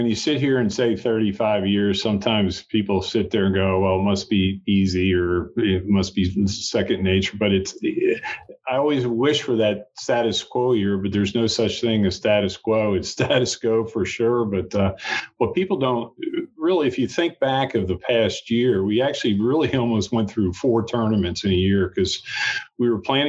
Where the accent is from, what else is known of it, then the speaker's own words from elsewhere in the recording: Moorestown, New Jersey, United States; moved away as an adult; also born or lived in Greensboro, North Carolina / Myrtle Beach, South Carolina; now in Hilton Head Island, United States; I'm a Southern heart, being from South Jersey, exit four on the Jersey Turnpike. But I was born and raised in Morristown, New Jersey, just outside of Philadelphia.